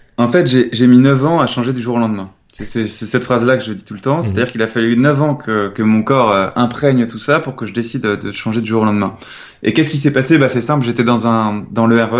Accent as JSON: {"language": "French", "town": "Nantes", "region": "Pays de la Loire", "country": "France", "said": "je suis originaire de Nantes"}